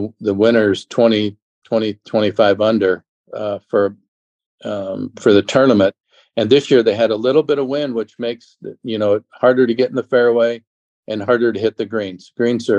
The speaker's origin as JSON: {"language": "English", "town": "Phoenix", "region": "Arizona", "country": "United States", "tie": "born or raised there", "said": "I grew up in Phoenix"}